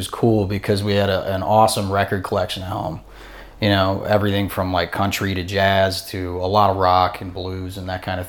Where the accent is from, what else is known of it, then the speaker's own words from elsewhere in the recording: outside of Toledo, Ohio, United States; also born or lived in Blissfield, Michigan; now in New Orleans, United States; I grew up outside of Toledo, Ohio, actually, way up north.